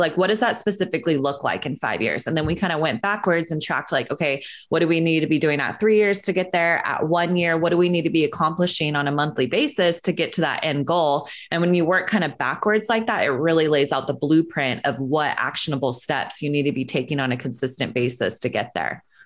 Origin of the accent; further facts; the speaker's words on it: Northern California, United States; moved away as an adult; also born or lived in Sacramento; now in Los Angeles, United States; I grew up in Northern California